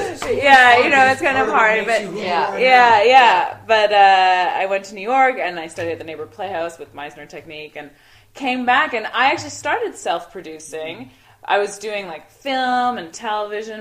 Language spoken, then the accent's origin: English; Toronto, Ontario, Canada; also born or lived in Montreal; I grew up in Toronto